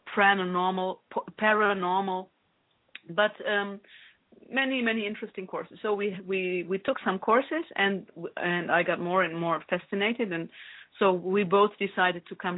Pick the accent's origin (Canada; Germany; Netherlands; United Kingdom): Germany; moved away as an adult; now in Italy; I grew up in Germany. And since I was 19 years old, I lived in Italy.